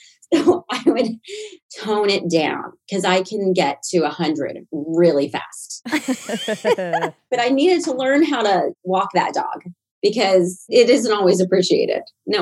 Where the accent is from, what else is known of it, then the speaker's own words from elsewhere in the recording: Southern US, United States; I think it actually helped me growing up in the South